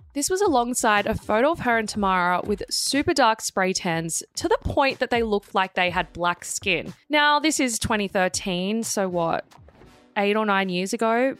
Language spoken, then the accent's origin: English; Sydney, New South Wales, Australia; I grew up in Maroubra